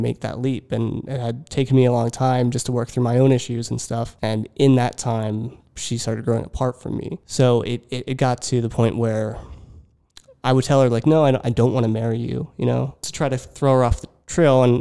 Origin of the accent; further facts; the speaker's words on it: Richland, Pennsylvania, United States; also born or lived in Lebanon, Pennsylvania / Philadelphia; I grew up in a very small town, Richland, Pennsylvania